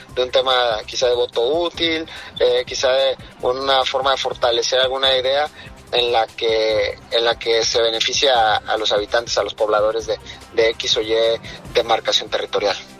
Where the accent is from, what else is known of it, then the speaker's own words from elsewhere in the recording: Puerto Vallarta, Jalisco, Mexico; yo nací en Puerto Vallarta